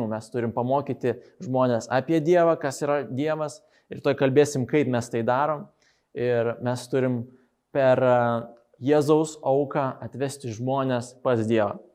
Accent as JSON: {"language": "Lithuanian", "country": "Moldova", "second_language": "Lithuanian", "moved": "yes", "said": "aš iš Moldovos"}